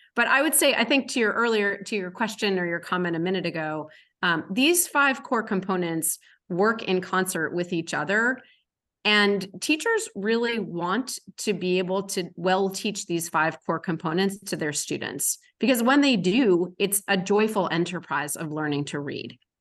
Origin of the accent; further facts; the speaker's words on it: Massachusetts, United States; my home state of Massachusetts